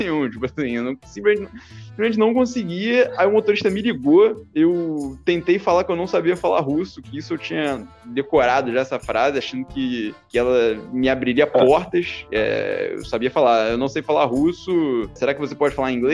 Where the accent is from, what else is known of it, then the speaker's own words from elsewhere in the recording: Rio de Janeiro, Brazil; moved away as an adult; nunca tinha morado em, outro, em outra cidade ou em outro país que não fosse o Rio é, e o Brasil.